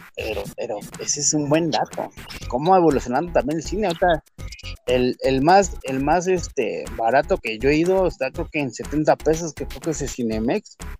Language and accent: Spanish; Mexico City, Mexico; estamos en México, en Ciudad de México.